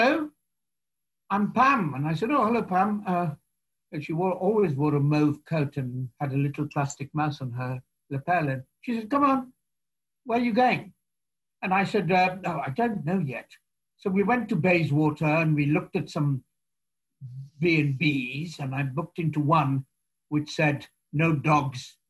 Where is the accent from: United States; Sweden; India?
India; moved away as an adult; now in United Kingdom; I'm just from India